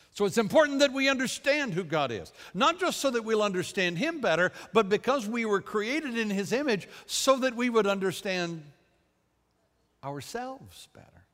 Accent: United States; I am an American

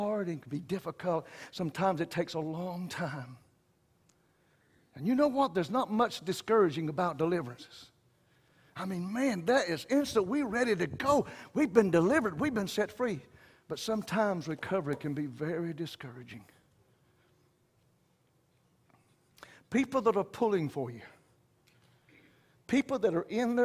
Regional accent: Wayne County, the South, United States; I know I'm from the South. I was raised in Wayne County

